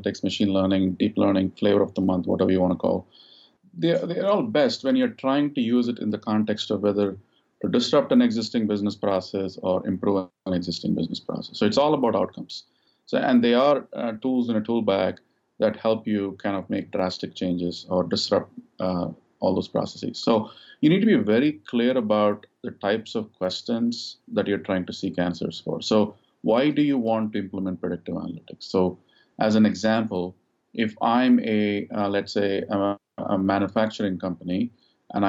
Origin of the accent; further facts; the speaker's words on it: India; moved away as an adult; also born or lived in United States; now in Dallas, United States; I grew up in India, and I came to the United States 21 years ago to do my master's in electrical engineering.